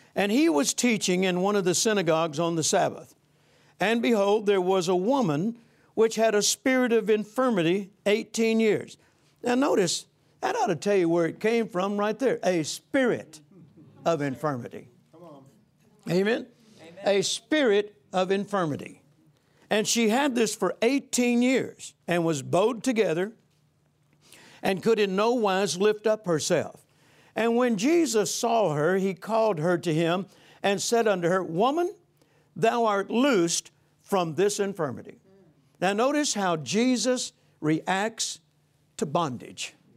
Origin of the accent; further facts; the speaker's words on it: Vicksburg, Mississippi, United States; I grew up, I was born in Vicksburg, Mississippi, 1946